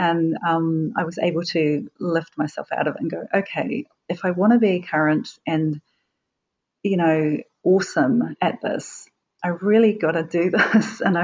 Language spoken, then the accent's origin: English; Wellington, New Zealand; now in Auckland, New Zealand; I ended up doing a contract in Wellington, which is my hometown